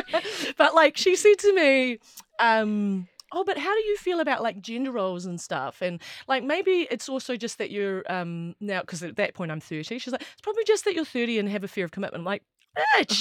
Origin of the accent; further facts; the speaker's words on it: Wellington, New Zealand; I grew up in Wellington and lived here my whole life